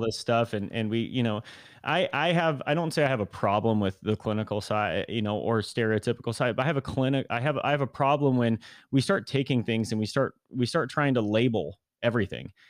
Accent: Granite Bay, California, United States; born and raised in kind of the Sacramento area, kind of Northern California, uh, a place called Granite Bay in the suburbs

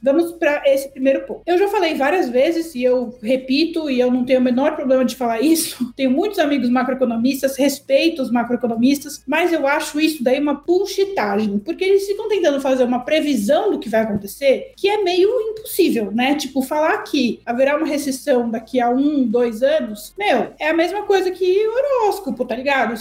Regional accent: Brazil; Eu, brasileira

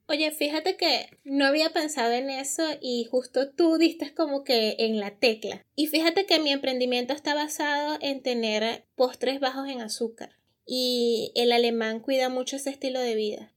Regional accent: Venezuela; also born or lived in Germany; now in Peru; nosotros como venezolanos

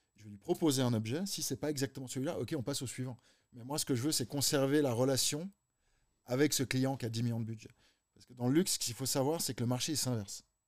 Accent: Geneva, Switzerland

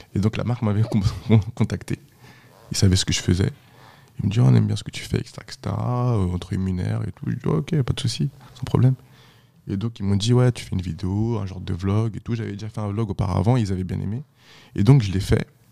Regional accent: France; also born or lived in Haiti; je suis pas un haïtien, moi. Je suis français. Je, suis venu ici à deux ans. Je suis français

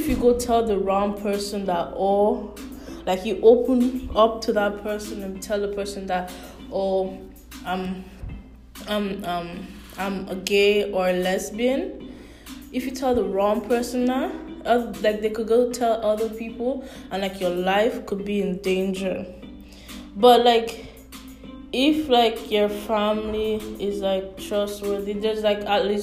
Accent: St. Lucia; I love my homeland. Like, I'm from St. Lucia, like I love my homeland

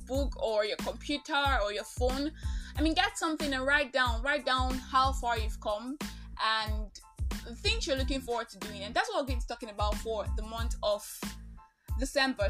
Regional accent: Nigeria; I am that Nigerian Christian talkaholic

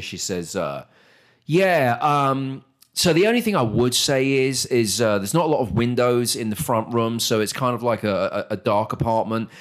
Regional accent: United Kingdom; moved away as an adult; now in Texas, United States; as a British person

